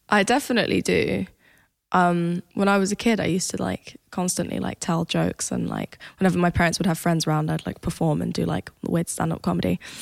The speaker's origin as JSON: {"language": "English", "country": "Sweden", "tie": "born or raised there", "accent": "British", "said": "I grew up in Sweden, obviously."}